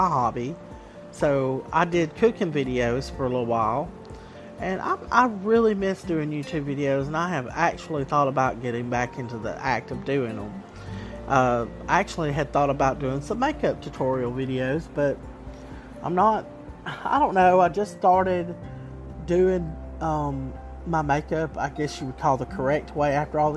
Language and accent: English; Southern, United States; accent: Southern; my accent because I'm very Southern